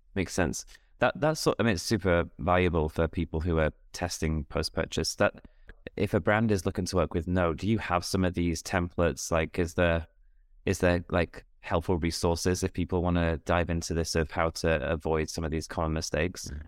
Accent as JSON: {"language": "English", "country": "United Kingdom", "said": "me as a Brit"}